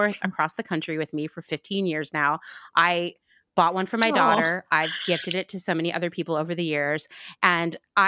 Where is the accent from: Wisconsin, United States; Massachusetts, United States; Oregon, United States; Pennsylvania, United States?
Pennsylvania, United States; I grew up in Pennsylvania